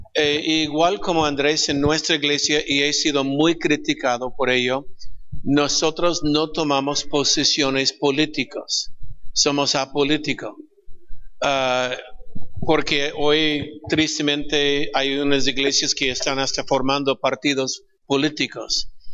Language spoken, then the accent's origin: Spanish; California, United States; Spanish is a second language; moved away as an adult; now in Peru; nací en California. Er, crecí en California, pero 34 años en Perú